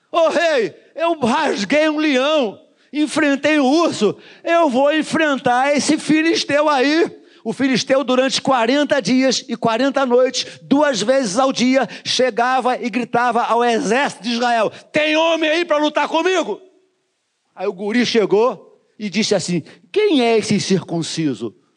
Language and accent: Portuguese; Duque de Caxias, Rio de Janeiro, Brazil; Eu sou nascido e criado no Jardim Metrópolis